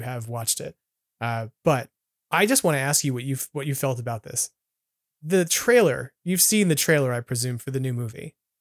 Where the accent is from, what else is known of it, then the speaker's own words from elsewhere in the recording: Long Island, New York, United States; moved away; I grew up on Long Island